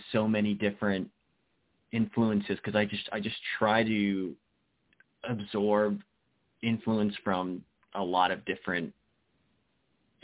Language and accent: English; New Jersey, United States; now in New York City, United States; I'm from New Jersey